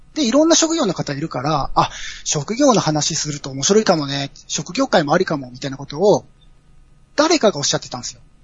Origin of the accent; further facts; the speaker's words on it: Aichi, Japan; 僕愛知県の人間なんですけど